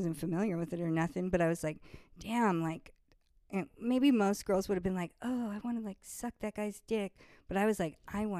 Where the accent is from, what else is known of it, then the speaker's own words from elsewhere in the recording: San Clemente, California, United States; also born or lived in Irvine; I grew up in South Orange County, mostly. San Clemente, to be exact, but pretty much everywhere between San Clemente and Irvine.